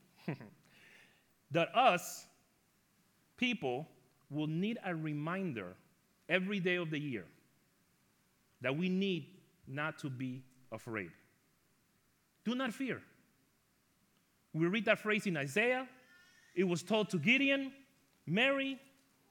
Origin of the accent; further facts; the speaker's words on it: Ecuador; moved away; also born or lived in New York; When I was younger, I grew up in Ecuador, South America